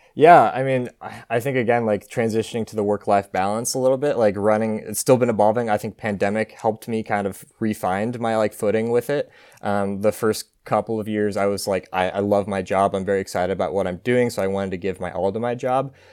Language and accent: English; Martinez, California, United States; moved away as an adult; now in Eugene, United States; I'm from, uh, a small town called Martinez, California. Uh, it's an hour northeast of, uh, San Francisco. Um, and so I grew up there